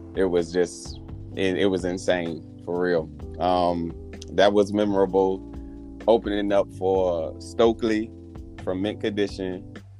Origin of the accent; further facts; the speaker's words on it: Richmond, Virginia, United States; I'm from Richmond, Virginia, to be more specific. Uh, born and raised here